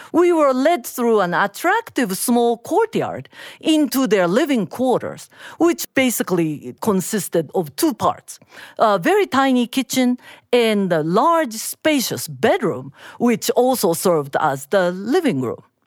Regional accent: Japan; I am Japanese

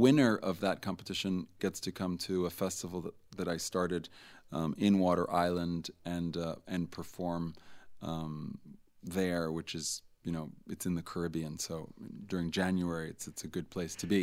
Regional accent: Italy; now in France; I was raised in Italy, so I speak to her in Italian

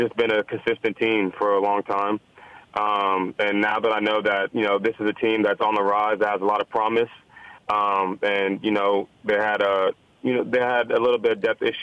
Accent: Dallas, Texas, United States; moved away as an adult; also born or lived in Houston, Texas; So I grew up in Dallas, Texas. You know, my family is from Nigeria.

